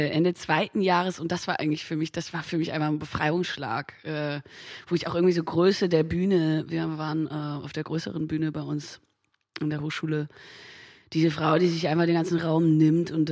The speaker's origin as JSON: {"language": "German", "region": "Hamburg", "country": "Germany", "tie": "born or raised there", "said": "Da bin da auch viel so groß geworden in Hamburg. Ich komme ja aus Hamburg, viel so aus dem Thalia Theater."}